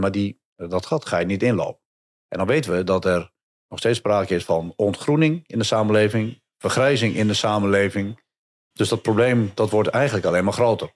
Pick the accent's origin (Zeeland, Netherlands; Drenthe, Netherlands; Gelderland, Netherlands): Gelderland, Netherlands; Hattem; Ik kom zelf uit Hattem, vlakbij eh, bij Zwolle.